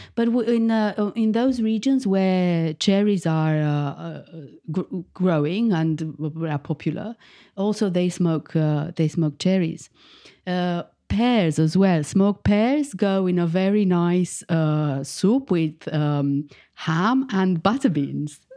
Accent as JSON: {"language": "English", "region": "Bucharest", "country": "Romania", "tie": "born or raised there", "moved": "as an adult", "lives_now": "United Kingdom", "said": "I was born in Bucharest, the capital of Romania and I moved to the UK 15 years ago."}